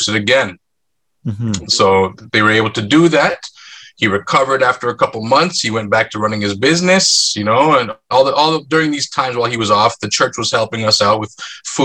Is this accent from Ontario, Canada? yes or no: yes; Markham, Ontario, Canada; also born or lived in North York, Ontario; We grew up in North York for a couple years. I went to grade one at the school near there, so kindergarten, grade one, and then we moved to Markham, Ontario